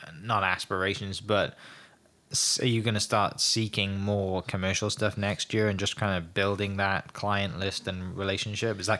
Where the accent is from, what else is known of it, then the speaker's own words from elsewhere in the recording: New York, United States; I'm like, no, do we sound like we don't sound like we're from New York?